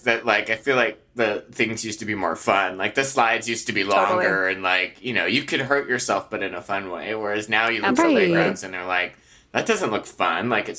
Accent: Arizona, United States; I grew up in Arizona. So I'm used to being very hot as well.

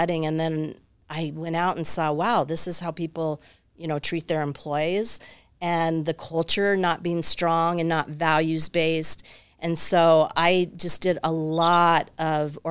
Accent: Tucson, Arizona, United States; also born or lived in Wyoming / Ventura; I was born in Wyoming, grew up in Tucson

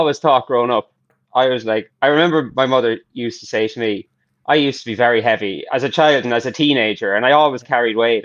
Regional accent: Ireland; growing up in Ireland

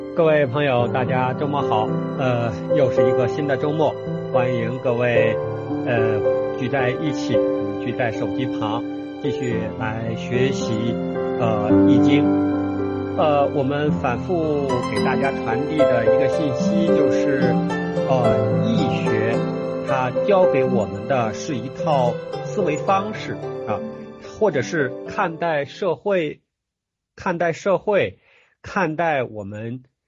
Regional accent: China; 我们中国人

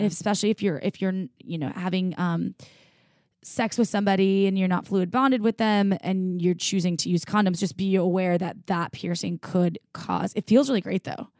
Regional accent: Midwest, United States; moved away; I grew up in the Midwest

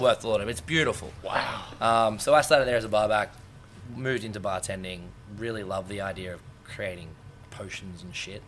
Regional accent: Sydney, New South Wales, Australia; we ran around pretty much South Sydney most of our lives

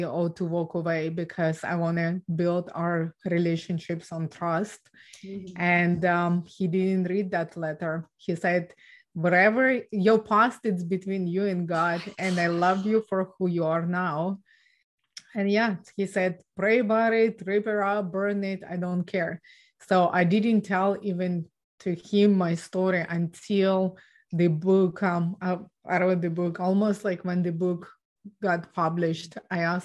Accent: Ukraine; now in Canada; So I was born and raised in Ukraine

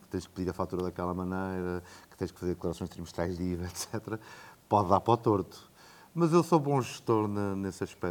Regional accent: Coimbra, Centro, Portugal; moved away as an adult; also born or lived in France / Brazil / Asia; Eu cresci em Coimbra, Sou de Coimbra, nascido

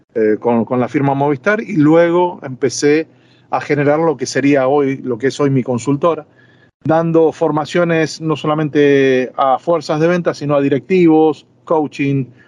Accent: Buenos Aires, Argentina; moved away as an adult; also born or lived in Madrid, Spain; now in Marbella, Spain; mi país de origen, Argentina. Yo siempre me voy a sentir argentino

